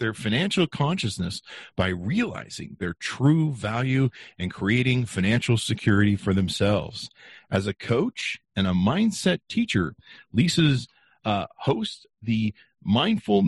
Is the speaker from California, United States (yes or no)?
yes; Los Angeles, California, United States; also born or lived in Hollywood; I grew up poor, and my family, we grew up in North Hollywood